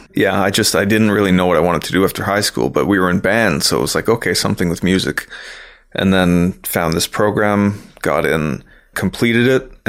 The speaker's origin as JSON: {"language": "English", "town": "Toronto", "region": "Ontario", "country": "Canada", "tie": "born or raised there", "lives_now": "Toronto, Canada", "said": "I came up in Scarborough, which isn't too far from here. It's about a, you know, less than a half an hour drive. So I came up in that area and then moved to Toronto about 10 years, actually maybe more than 10 years ago."}